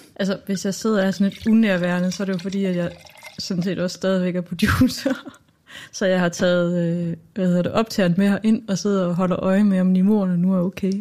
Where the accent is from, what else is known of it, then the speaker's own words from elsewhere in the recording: Southern Jutland, Southern Denmark, Denmark; accent: Jutlandic; jeg er jo vokset op langt ude på landet i Sønderland